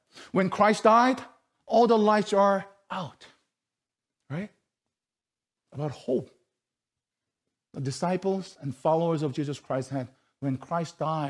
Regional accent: South Korea; moved away; You know, how we came from South Korea 12 years ago and how we were able to study and then, you know, live our life here.

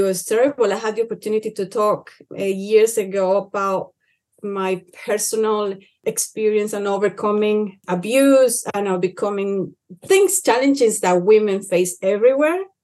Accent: Cauca, Colombia; where I come from. I come from Colombia, Cauca, um, in a very small village

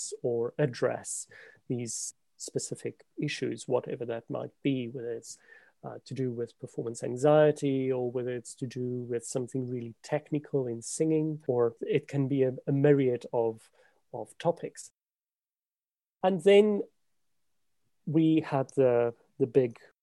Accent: South Africa; moved away as an adult; also born or lived in Scotland; now in London, United Kingdom; I am a South African pianist. I've left South Africa about 20 years ago now to do my undergraduate study in Scotland.

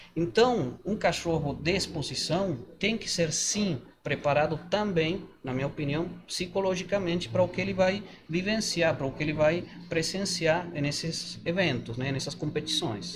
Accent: Mendoza, Argentina; Portuguese is a second language; moved away as an adult; now in Brazil

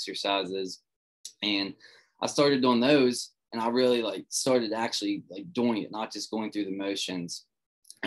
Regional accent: West Virginia, United States; I come from a small town in West Virginia. Grew up here, still here

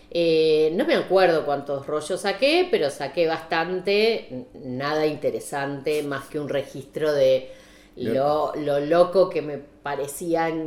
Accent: Saladillo, Buenos Aires Province, Argentina; also born or lived in La Plata; yo eh, nací en La Plata, pero me crié en Saladillo. Sí. Provincia de Buenos

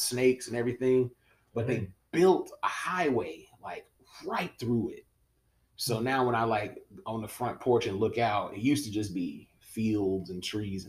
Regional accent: Winston-Salem, North Carolina, United States; I am an outdoor country boy that just grew up in Winston-Salem.

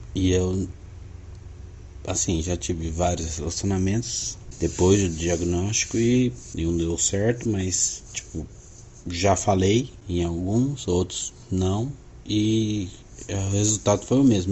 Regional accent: Londrina, Paraná, Brazil; eu sou de Londrina, Paraná

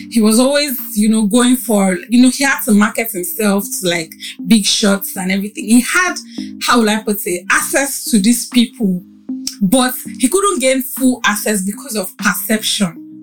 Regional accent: Ebute Metta, Lagos, Nigeria; that for someone like me that grew up in Ebute Metta. I grew up in Ebute Metta

